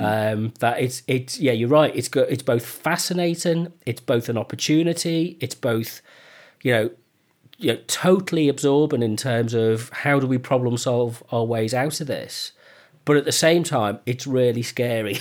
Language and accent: English; United Kingdom; We're British